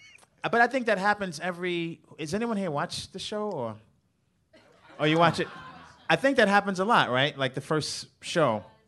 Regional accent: New York City, New York, United States; moved away as an adult; also born or lived in Highland Park, Los Angeles; now in Los Angeles, United States; I grew up Coney Island in the '80s, the crack era.

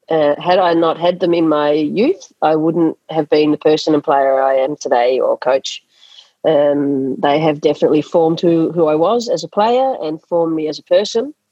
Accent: Australia; school sports is an integral part of um, growing up in Australia, and that is not not the, not the case in a lot of countries.

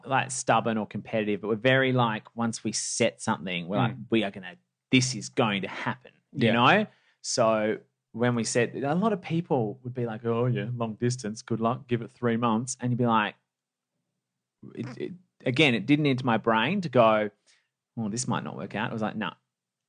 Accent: Perth, Western Australia, Australia; You know, growing up in Perth, I've never had a sense of entitlement

